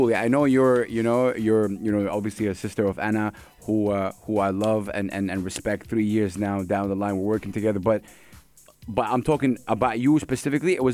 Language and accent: English; Saudi Arabia; now in UAE; I'm from Saudi Arabia.